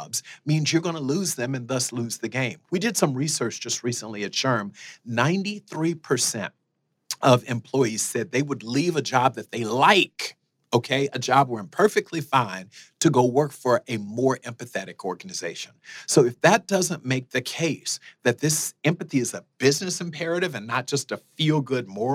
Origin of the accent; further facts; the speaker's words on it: South Florida, United States; moved away as an adult; also born or lived in Fort Lauderdale / Iowa; I grew up in South Florida